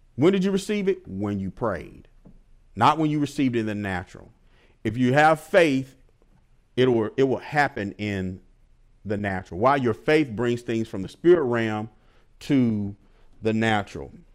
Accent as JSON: {"language": "English", "town": "Milwaukee", "region": "Wisconsin", "country": "United States", "moved": "yes", "said": "I'm from Milwaukee, Wisconsin. I went back home to visit my family"}